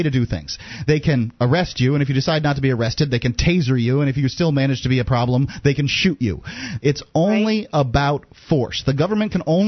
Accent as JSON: {"language": "English", "region": "Florida", "country": "United States", "said": "I'm from Florida. I consider myself, you know, Southern"}